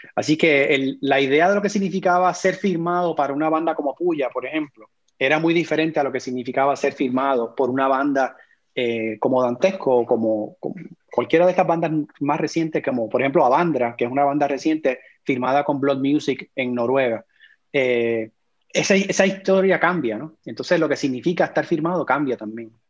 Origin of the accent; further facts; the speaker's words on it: Puerto Rico; moved away; also born or lived in Florida; yo soy puertorriqueño